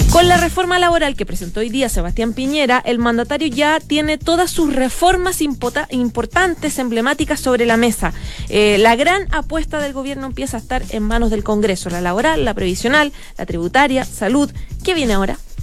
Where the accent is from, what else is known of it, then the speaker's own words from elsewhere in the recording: Chile; deberíamos trabajar los chilenos